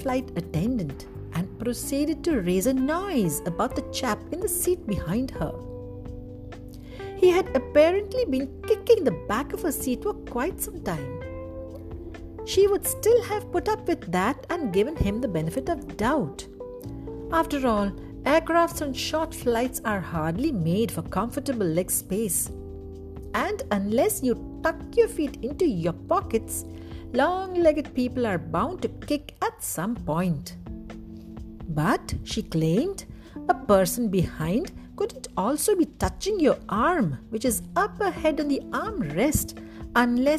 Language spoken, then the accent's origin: English; Udupi, Karnataka, India; moved away; also born or lived in Abu Dhabi; I flew into my hometown Udupi recently and flew out 3 weeks later